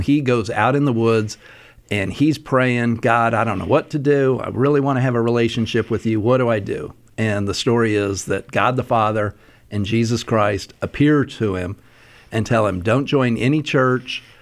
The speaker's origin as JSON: {"language": "English", "town": "Salt Lake City", "region": "Utah", "country": "United States", "tie": "born or raised there", "said": "growing up in Salt Lake"}